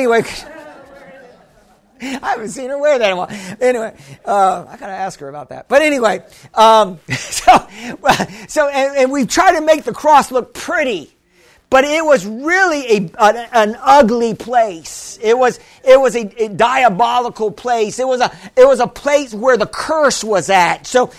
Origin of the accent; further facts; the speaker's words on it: Missouri, United States; Well, I'm from Missouri. You got to show me, you know.